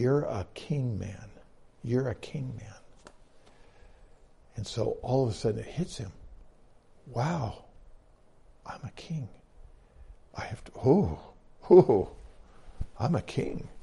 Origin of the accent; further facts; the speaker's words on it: United States; I'm an American.